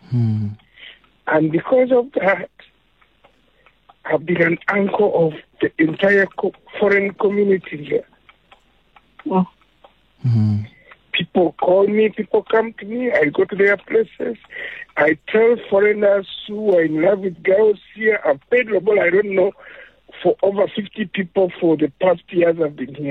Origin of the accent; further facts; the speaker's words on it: Uganda; also born or lived in Melville, South Africa; now in South Africa; I'm from Uganda. I came to Southern Africa in the 90s.